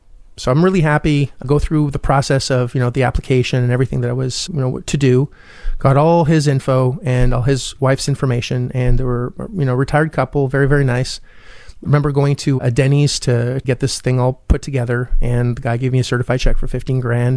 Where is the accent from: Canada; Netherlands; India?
Canada; also born or lived in Orlando, Florida; I am Canadian